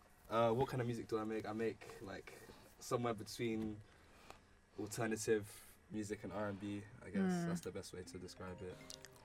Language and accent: English; Croydon, London, United Kingdom; also born or lived in Lagos, Nigeria; I'm from Nigeria, but like, yes sir, but I'm from Croydon, but okay. I kind of grew up between Lagos and Croydon